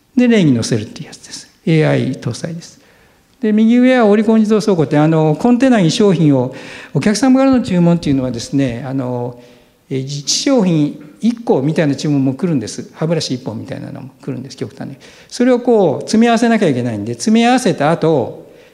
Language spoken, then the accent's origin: Japanese; Aichi, Japan; 私は愛知県でした。